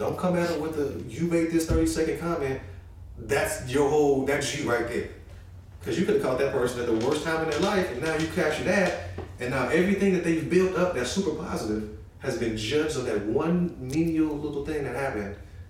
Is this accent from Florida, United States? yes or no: no; Chicago, Illinois, United States; We come from Chicago, right?